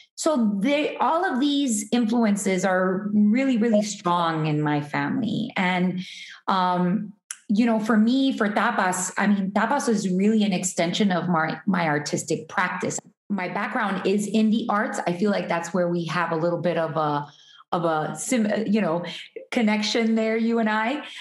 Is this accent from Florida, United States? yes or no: yes; Hialeah, Florida, United States; I was born in Hialeah, which is kind of like a suburb of Miami